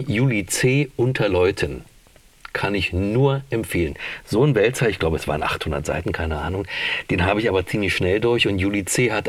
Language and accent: German; Berlin, Germany; Aber es war so ein Genuss, die eine zu hören als Berlinerin